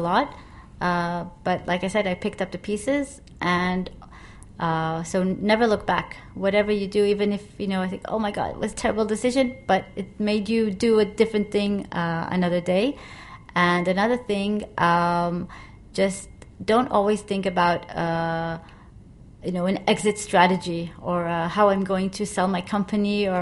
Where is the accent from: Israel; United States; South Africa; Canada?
Israel; now in Asia; I come from Israel